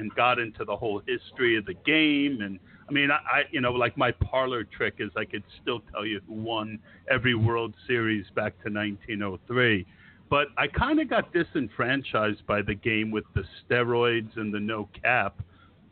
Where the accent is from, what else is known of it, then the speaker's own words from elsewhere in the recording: Scotch Plains, New Jersey, United States; I grew up in Scotch Plains, so about an hour north of you.